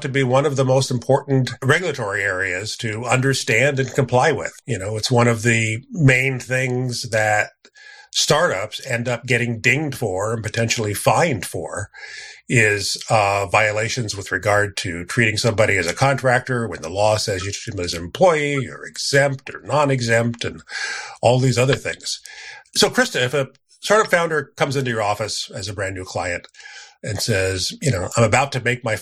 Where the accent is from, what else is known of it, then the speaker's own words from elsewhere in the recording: Silicon Valley, California, United States; I've been in Silicon Valley my entire life